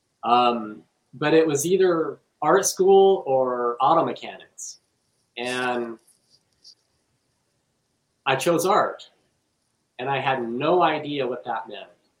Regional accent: Western Colorado, United States; I grew up in Western Colorado, very conservative.

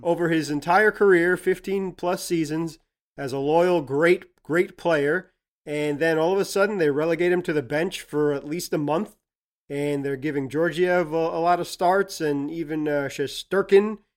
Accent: New York area, United States; Gary and I, growing up in the New York area

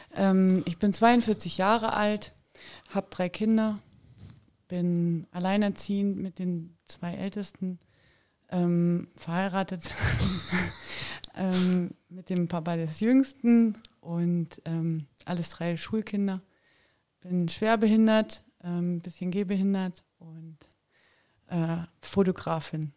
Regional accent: Saxony-Anhalt, Germany; ich komme auch aus Sachsen-Anhalt

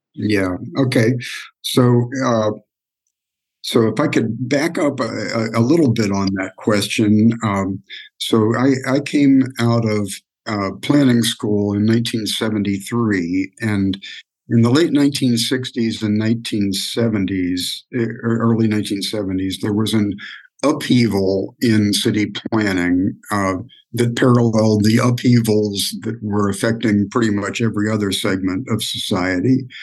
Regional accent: Wheeling, West Virginia, United States; moved away; I grew up in Wheeling, West Virginia

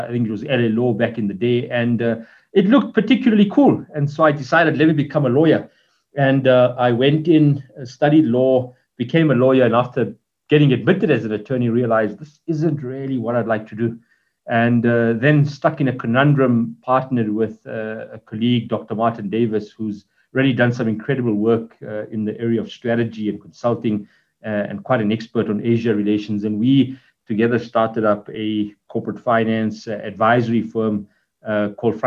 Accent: Witbank, Mpumalanga, South Africa; now in Johannesburg, South Africa; I grew up in the province of Mpumalanga, initially in Witbank, the cold city

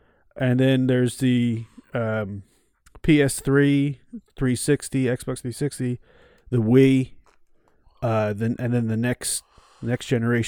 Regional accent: New Jersey, United States; I'm from New Jersey.

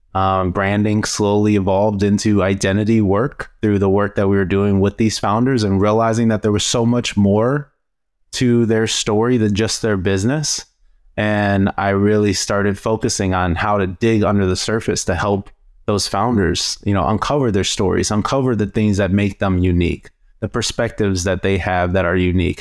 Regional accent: Cleveland, Ohio, United States; I am from Cleveland, Ohio.

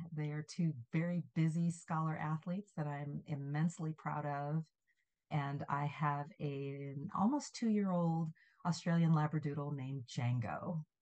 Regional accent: St. Louis, Missouri, United States; moved away as an adult; also born or lived in Los Angeles; I grew up in St. Louis

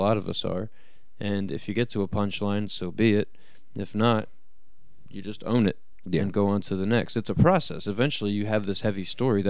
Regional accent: Philadelphia, Pennsylvania, United States; moved away; And that's where I came from. I came from the East Coast, from Philadelphia, and all that. And to be out here is so opposite.

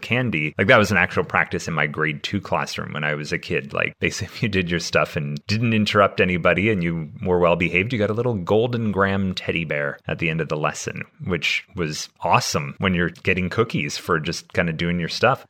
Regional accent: Canada; my school growing up in Canada

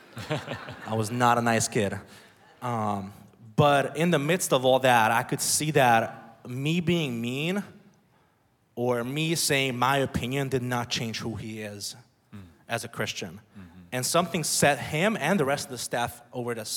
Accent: Budapest, Hungary; moved away; I was born and raised in Budapest, Hungary.

